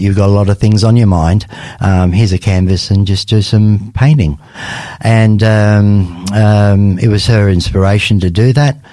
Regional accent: Australia; also born or lived in Lebanon; I was born in Lebanon in 1960. And in 1967, the family obviously migrated to Australia

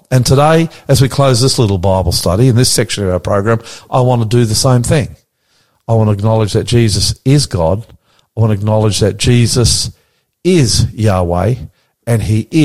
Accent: Australia; We're Australian. Aussies. We're Australian. That's it. We're born in Australia. We live in Australia.

